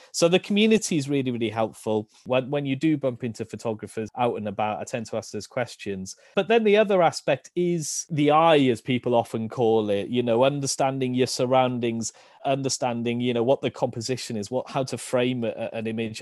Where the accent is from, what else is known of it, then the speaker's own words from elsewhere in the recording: Rhondda Valleys, Wales, United Kingdom; moved away as an adult; also born or lived in Cardiff / Bristol / South Korea; now in Draycott, United Kingdom; I was born in Cardiff, actually, but when I was quite young, we moved to the Rhondda Valleys and grew up in a small village town in, in the Rhondda.